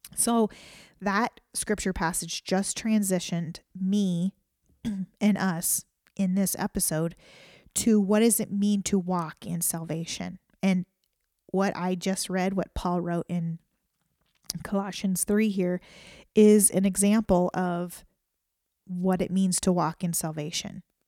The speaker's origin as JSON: {"language": "English", "country": "United States", "said": "as an American citizen"}